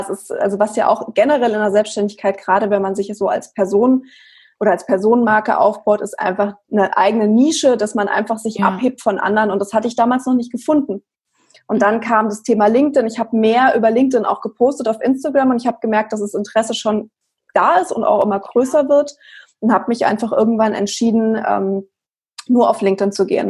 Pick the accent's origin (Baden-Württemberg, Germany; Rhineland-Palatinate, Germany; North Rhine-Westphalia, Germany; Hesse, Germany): Hesse, Germany; Frankfurt; ich komme aus Frankfurt